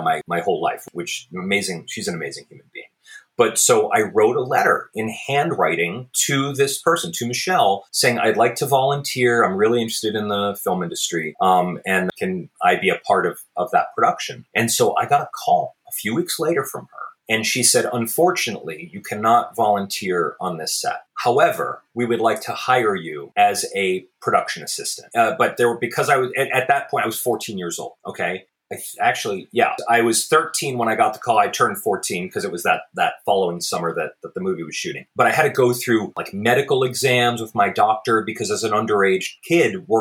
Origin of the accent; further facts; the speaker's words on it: Beverly, Massachusetts, United States; now in Los Angeles, United States; I grew up in a very small neighborhood of Beverly called Beverly Farms